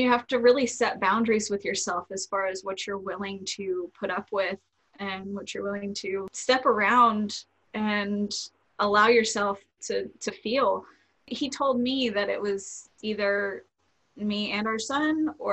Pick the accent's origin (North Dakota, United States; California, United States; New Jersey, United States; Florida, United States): Florida, United States; I was born and raised in Florida